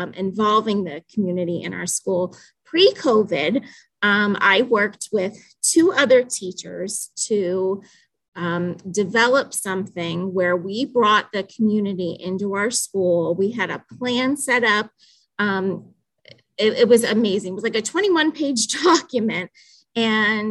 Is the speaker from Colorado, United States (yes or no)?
no; Danville, Pennsylvania, United States; I am from Danville, Pennsylvania